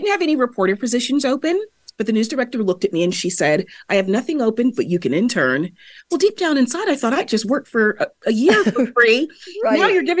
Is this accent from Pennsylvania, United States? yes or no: no; California, United States; I didn't just grow up in a British West Indian household. I grew up in the San Fernando Valley of Southern California.